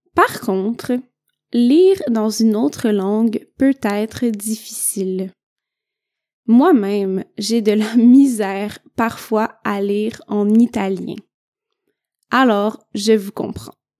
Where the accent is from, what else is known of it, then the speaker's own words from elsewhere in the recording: Quebec, Canada; je viens du Québec.